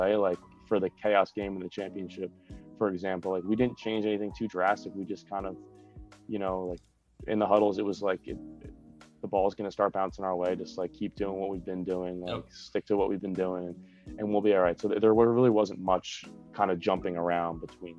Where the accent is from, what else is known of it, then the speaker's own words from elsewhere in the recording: New Jersey, United States; Non-lacrosse related. I'm from New Jersey, but I'm a big Eagles fan, Philadelphia Eagles fan.